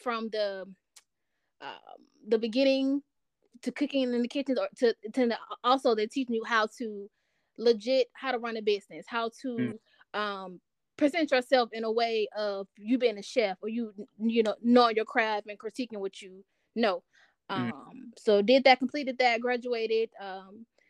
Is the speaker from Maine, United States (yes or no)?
no; Albany, Georgia, United States; now in Atlanta, United States; I'm from a small town of Albany, Georgia